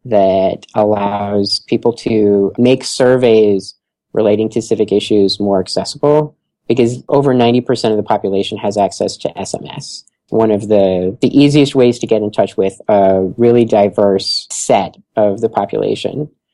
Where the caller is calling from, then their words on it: Philadelphia, Pennsylvania, United States; And here in Philadelphia, I'm calling from Philadelphia today